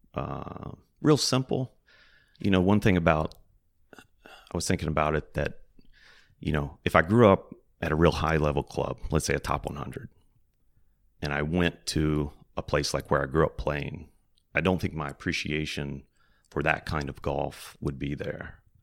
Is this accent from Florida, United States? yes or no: no; a little north of Roanoke, Virginia, United States; I grew up kind of a little north of Roanoke, Virginia, kind of in the mountains